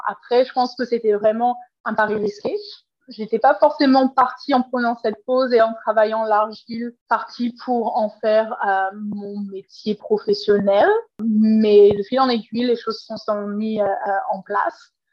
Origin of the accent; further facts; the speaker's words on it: Paris region, Île-de-France, France; moved away as an adult; now in Vancouver, Canada; je suis originaire de la France et de la région parisienne